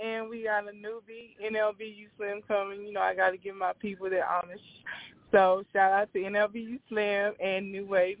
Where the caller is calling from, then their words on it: Charlotte, North Carolina, United States; I'm calling from Charlotte, North Carolina.